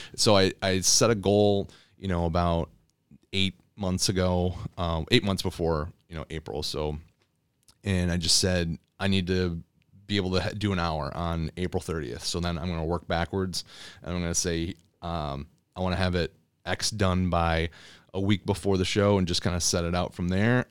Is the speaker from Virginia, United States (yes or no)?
no; Elsie, Michigan, United States; also born or lived in Miami, Florida; I grew up in L C, Michigan